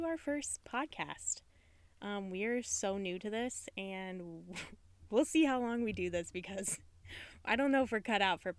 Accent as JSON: {"language": "English", "region": "Ohio", "country": "United States", "tie": "born or raised there", "said": "I grew up in Ohio."}